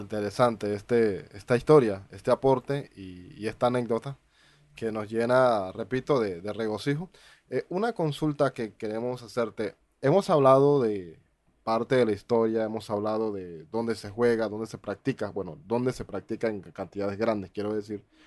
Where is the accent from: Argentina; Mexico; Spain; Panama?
Panama; en mi país